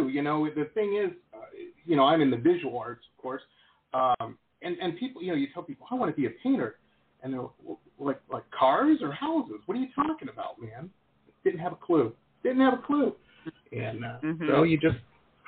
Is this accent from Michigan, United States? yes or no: yes; Detroit, Michigan, United States; I grew up in Metro Detroit